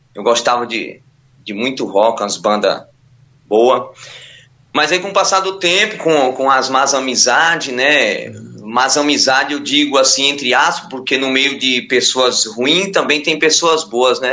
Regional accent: Ilhéus, Bahia, Brazil; moved away; also born or lived in São Paulo / Diadema; eu sou natural de Ilhéus, Bahia

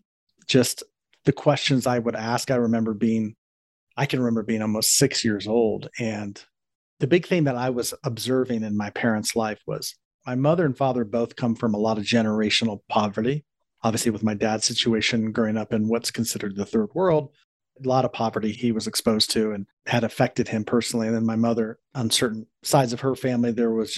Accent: Columbus, Ohio, United States; I grew up in Columbus, Ohio, which is where I'm from

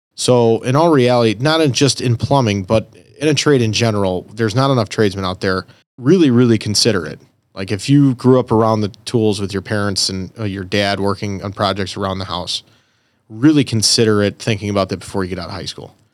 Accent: Elmwood Park, Illinois, United States; I'm originally from Elmwood Park

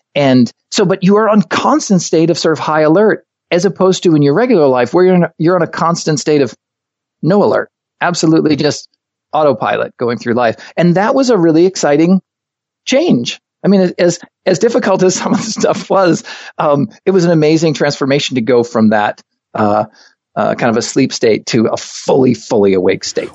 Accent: Hooksett, New Hampshire, United States; moved away as an adult; also born or lived in Los Angeles / Maine; I was born, grew up in Hooksett, New Hampshire

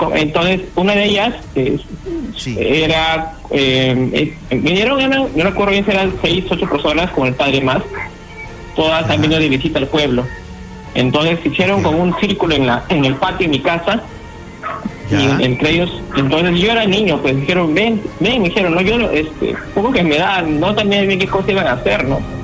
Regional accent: Jauja, Junín, Peru; Yo soy de Jauja, en un distrito que se llama ah. Guaripampa

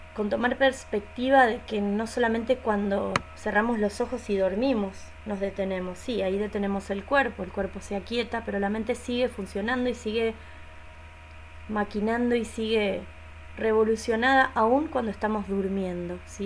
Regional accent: Argentina; soy de Argentina

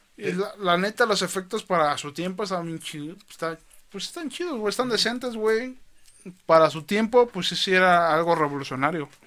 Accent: Mexico; Soy mexicano

